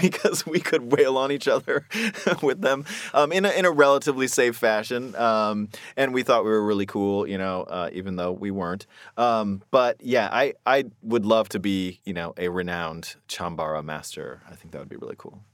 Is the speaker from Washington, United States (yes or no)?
yes; Seattle, Washington, United States; I grew up here in Seattle